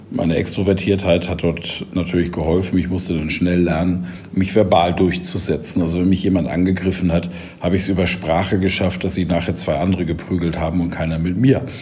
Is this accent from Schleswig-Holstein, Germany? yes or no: yes; Schleswig-Holstein, Germany; Ich bin in einem Dorf in Schleswig-Holstein groß geworden, als Sohn eines Landwirts.